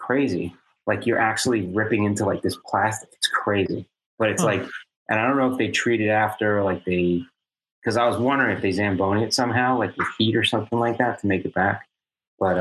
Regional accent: United States; growing up in New York, New Jersey, you know, Arthur Kill.

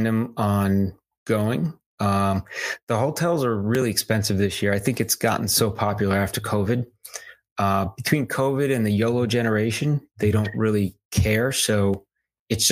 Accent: United States; As an American

